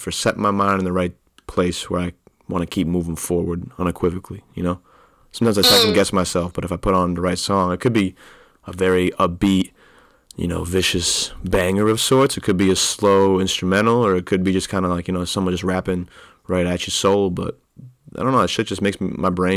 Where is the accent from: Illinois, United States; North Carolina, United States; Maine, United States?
Maine, United States; Old Orchard Beach; I'm from Old Orchard Beach, most beautiful place on the earth